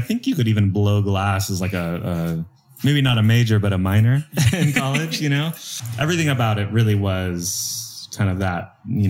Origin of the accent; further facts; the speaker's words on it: Portland, Oregon, United States; I'm from Portland.